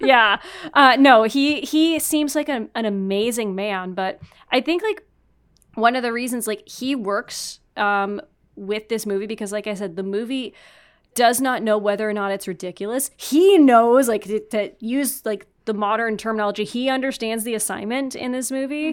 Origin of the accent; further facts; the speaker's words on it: Canada; I'm French Canadian